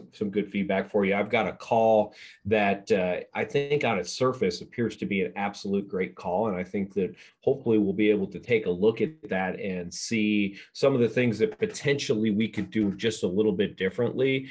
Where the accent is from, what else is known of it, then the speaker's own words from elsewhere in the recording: East Coast, United States; moved away; also born or lived in the South; I grew up on the East Coast like yourself, and we always went to school the day after Labor Day.